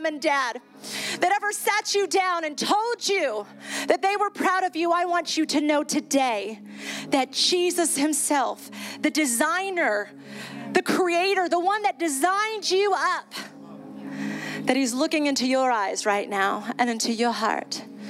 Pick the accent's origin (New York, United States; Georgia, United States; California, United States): New York, United States; I'm originally from New York, and then my family are missionaries in Ecuador.